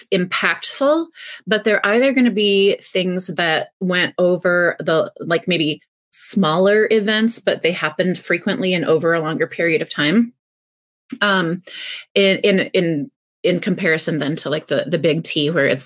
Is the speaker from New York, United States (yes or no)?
no; North Central Iowa, United States; now in Minnesota, United States; I grew up in North Central Iowa